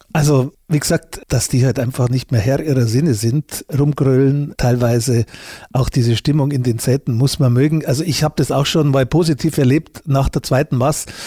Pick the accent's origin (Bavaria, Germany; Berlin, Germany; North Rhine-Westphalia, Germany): Bavaria, Germany; Munich; obwohl ich Münchner bin und mich auch für einen Bayern halte